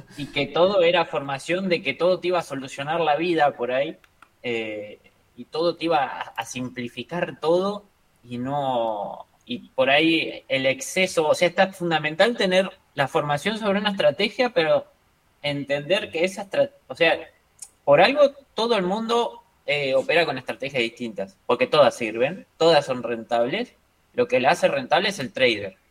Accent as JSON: {"language": "Spanish", "country": "Argentina", "said": "yo soy argentino"}